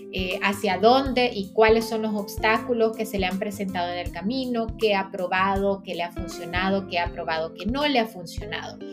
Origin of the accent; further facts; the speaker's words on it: San Pedro Sula, Cortés, Honduras; now in Katy, United States; soy hondureña, a mucha honra, también soy sanpedrana, o mejor decimos jampedrana, ¿verdad? Eh, nací en San Pedro Sula